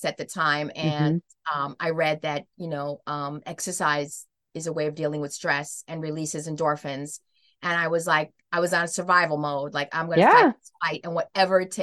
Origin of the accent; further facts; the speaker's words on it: New York City, New York, United States; I'm from New York